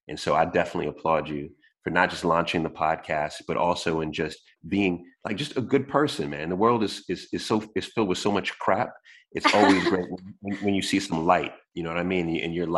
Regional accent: Jamaica; So, I mean, you know, I'm staying busy. I'm Jamaican.

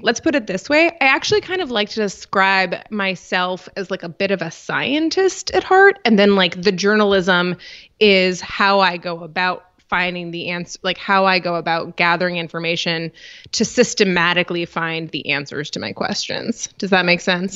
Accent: Rochester, New York, United States; I'm from Rochester, New York

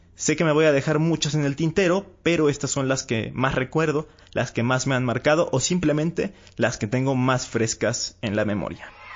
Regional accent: Mexico; aquí en mi país

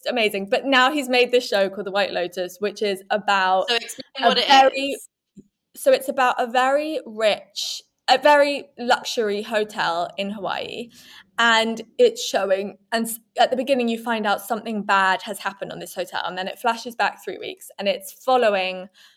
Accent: England, United Kingdom; we are English people

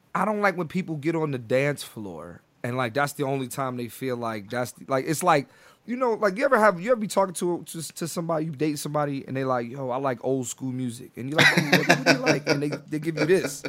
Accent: Philadelphia, Pennsylvania, United States; moved away as an adult; also born or lived in New York; now in Los Angeles, United States; I grew up in Philly, went to college in Philly

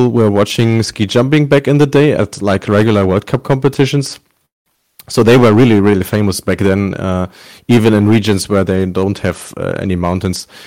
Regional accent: Bielefeld, North Rhine-Westphalia, Germany; my my hometown uh, Bielefeld is uh, located at uh, 100 meters above uh, sea level, so we don't have uh, uh, real mountains here, barely snow.

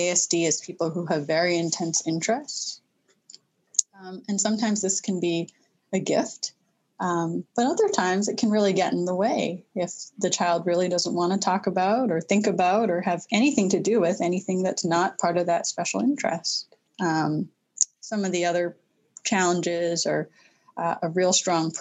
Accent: Vancouver, British Columbia, Canada; now in New England, United States; I'm a proud Canadian and grew up in Vancouver

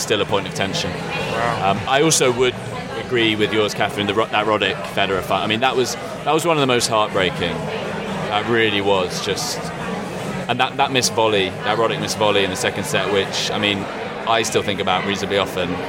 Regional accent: United Kingdom; as a British person

